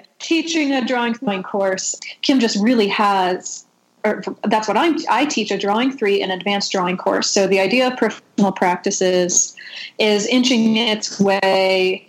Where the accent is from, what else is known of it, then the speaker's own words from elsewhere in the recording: St. Louis, Missouri, United States; moved away as an adult; I have been back in St. Louis, which is my hometown, since 2010.